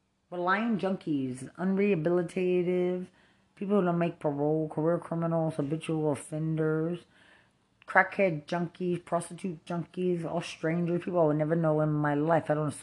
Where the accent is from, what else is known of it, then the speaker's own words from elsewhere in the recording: Lubbock, Texas, United States; I'm from Lubbock, Texas.